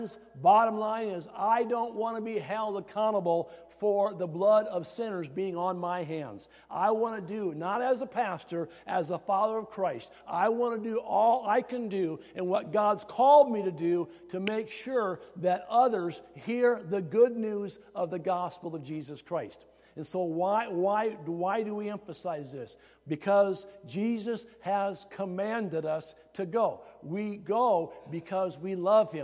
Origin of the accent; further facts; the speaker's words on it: Iowa, United States; growing up in Iowa, it really helped me get acquainted with the work of the harvest.